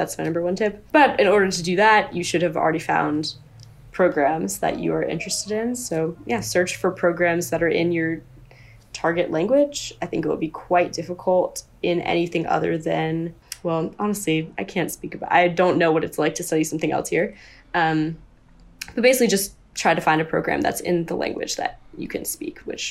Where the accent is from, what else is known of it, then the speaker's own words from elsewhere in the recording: United States; moved away as an adult; now in Germany; as an American